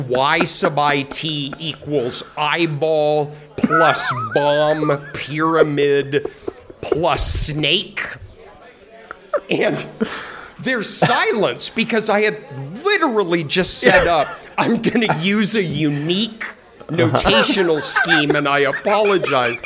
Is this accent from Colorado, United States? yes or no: yes; Colorado, United States; I'm from Colorado